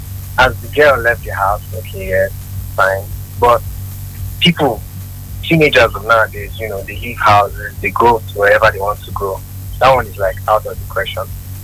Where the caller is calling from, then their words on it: Abuja, Federal Capital Territory, Nigeria; calling from Abuja.